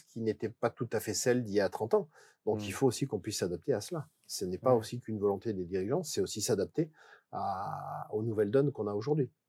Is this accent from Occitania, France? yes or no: no; Valence, Auvergne-Rhône-Alpes, France; also born or lived in Ardèche; Je suis né à Valence. Je suis né à Valence, mais effectivement, j'habite en Ardèche je suis de Romard-des-Choix